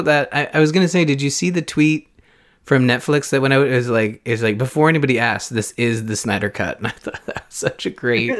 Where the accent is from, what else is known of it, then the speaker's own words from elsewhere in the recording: Canada; Look at me just being all Canadian up in this podcast.